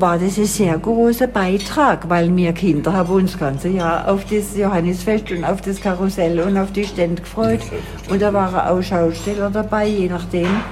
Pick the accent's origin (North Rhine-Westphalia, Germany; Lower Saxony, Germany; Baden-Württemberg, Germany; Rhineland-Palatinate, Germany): Baden-Württemberg, Germany; Oberrotweil; ich bin ja auf dem Dorf groß geworden, am Kaiserstuhl in Oberrotweil